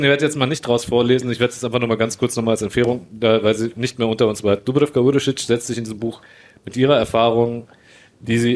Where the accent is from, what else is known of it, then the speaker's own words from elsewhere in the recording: Bosnia & Herzegovina; ich bin ja auch Bosnier